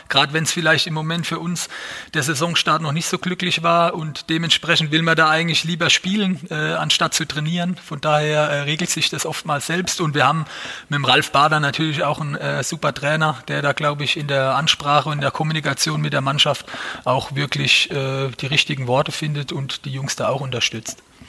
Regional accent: Mannheim, Baden-Württemberg, Germany; als Mannheimer, als geborener Mannheimer

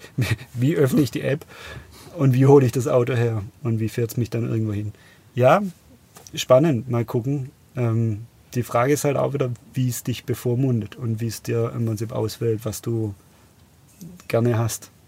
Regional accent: Biberach, Baden-Württemberg, Germany; ich bin ja in Biberach aufgewachsen

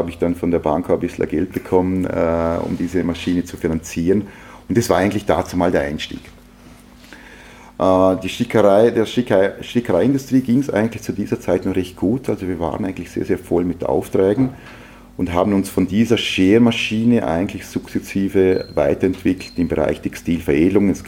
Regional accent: Lustenau, Vorarlberg, Austria; Ja, ich bin in Luschenau aufgewachsen, äh, bei einer klassischen Arbeiterfamilie, äh, Volksschule, Hauptschule in, in Lustenau.

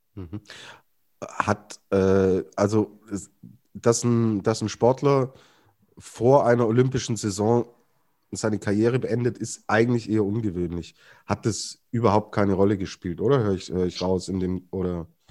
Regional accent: Germany; als Deutscher

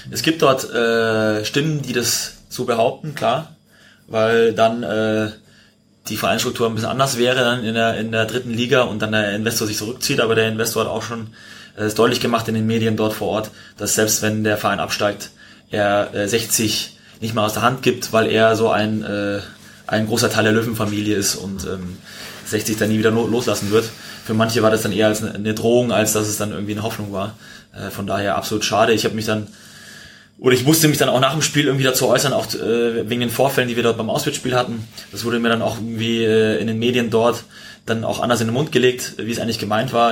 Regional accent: Munich, Bavaria, Germany; moved away; ich bin in München aufgewachsen

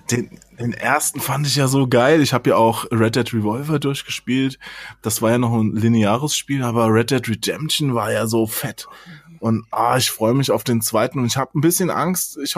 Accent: Hesse, Germany; der ist ja auch in Hessen aufgewachsen, da wo, wo ich aufgewachsen bin, in dem kleinen Dorf, ja.

